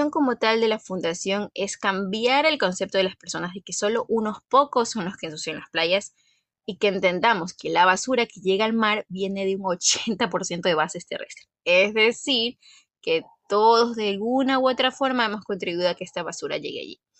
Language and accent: Spanish; Guayaquil, Guayas, Ecuador; aproximadamente como una hora y media de Guayaquil, que es de donde soy, la ciudad de Guayaquil.